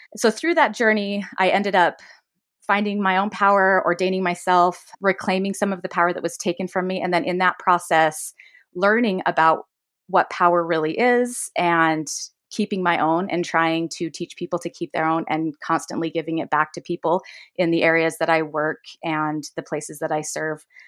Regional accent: Davis County, Utah, United States; I grew up in Utah, Davis County specifically.

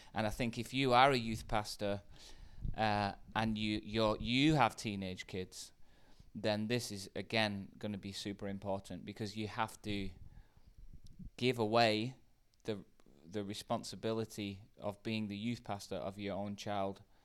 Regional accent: United Kingdom; In the U K

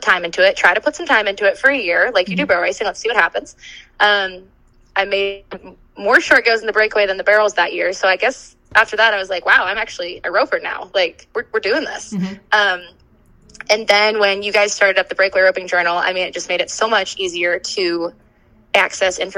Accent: Western Pennsylvania, United States; moved away as an adult; I grew up in Western Pennsylvania

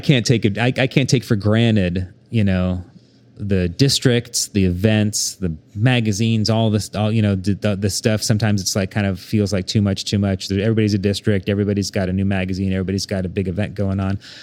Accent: Bethany, Oklahoma, United States; also born or lived in Saint Louis, Missouri; growing up in Bethany, Oklahoma

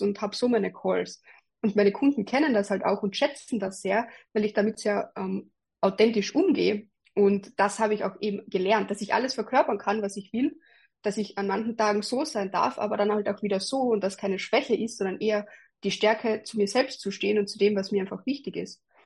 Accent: Carinthia, Austria; moved away as an adult; now in Graz, Austria; als ich eben 19 war, bin ich von Kärnten, also von meiner Heimatgemeinde nach der Matura nach Graz gegangen

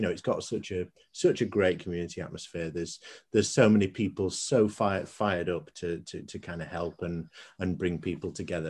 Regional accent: Bradford, Yorkshire and the Humber, United Kingdom; moved away as an adult; also born or lived in Dublin; now in Sheffield, United Kingdom; I'm from Bradford originally, but came to uni in Sheffield, and with the exception of a short period of time in Dublin, I've been in Sheffield ever since.

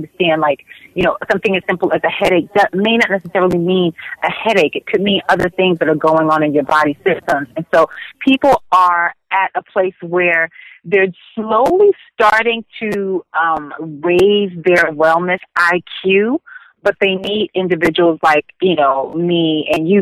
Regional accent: New Jersey, United States; moved away; I'm from Jersey

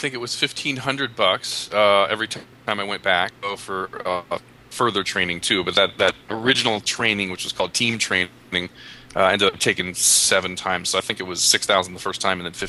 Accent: Philadelphia, Pennsylvania, United States; moved away as an adult; now in San Diego, United States; So I came to San Diego from Philadelphia because of a girl

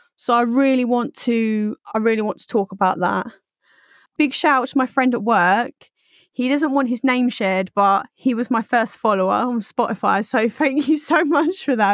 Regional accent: Essex, East of England, United Kingdom; I grew up in Essex

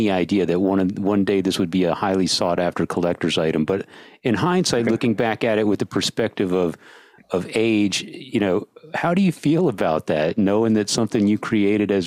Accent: San Antonio, Texas, United States; also born or lived in England; I grew up in San Antonio

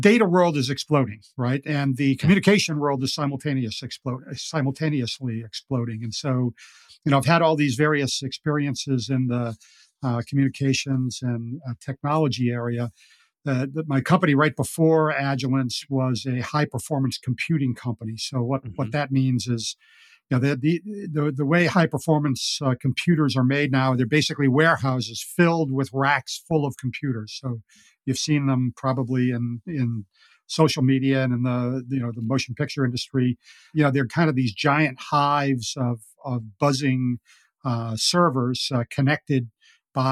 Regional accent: Boston, Massachusetts, United States; I grew up in Boston and I learned to play golf as a caddy

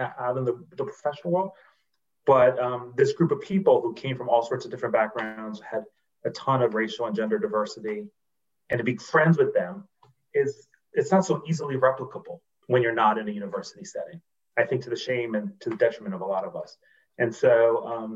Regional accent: Washington, District of Columbia, United States; moved away as an adult; also born or lived in Charlottesville, Virginia; I grew up in Washington, D.C., and went to D.C. public schools from first grade through 12th grade

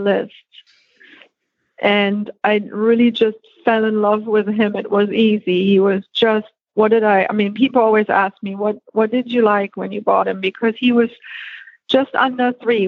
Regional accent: Germany; moved away; born and raised in Germany

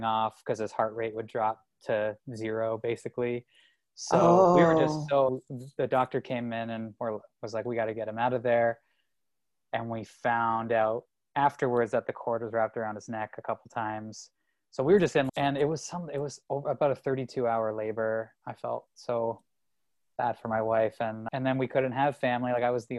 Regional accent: Ontario, Canada; moved away as an adult; also born or lived in Toronto; now in United States; I'm from Canada

